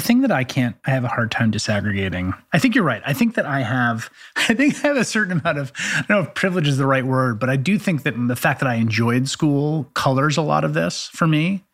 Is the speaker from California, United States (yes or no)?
no; New York City, New York, United States; growing up in the Bronx